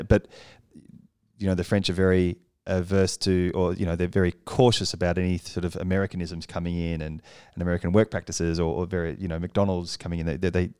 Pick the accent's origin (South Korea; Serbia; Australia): Australia; because I'm Australian.